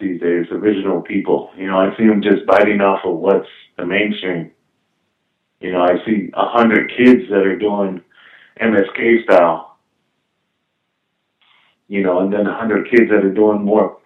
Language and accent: English; New York, United States; moved away; when I was a kid growing up in New York